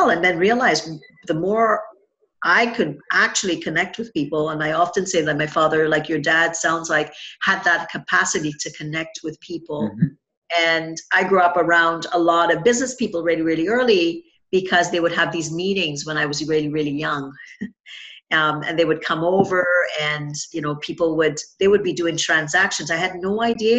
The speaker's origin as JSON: {"language": "English", "country": "Trinidad & Tobago", "tie": "born or raised there", "said": "I grew up in Trinidad and Tobago"}